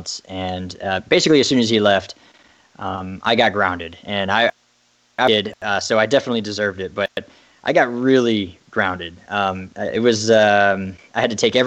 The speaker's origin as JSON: {"language": "English", "town": "Derry", "region": "Northern Ireland", "country": "United Kingdom", "moved": "yes", "said": "I was, of course, growing up in an Irish family. I spent some time living in Derry, Ireland, which is way up north."}